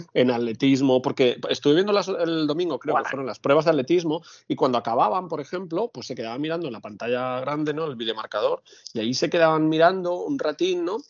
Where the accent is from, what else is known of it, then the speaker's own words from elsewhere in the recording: Catalonia, Spain; yo soy catalán, soy muy catalán